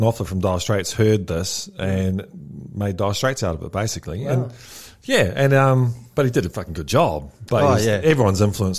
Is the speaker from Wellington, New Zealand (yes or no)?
no; Auckland, New Zealand; now in Australia; I grew up in South Auckland.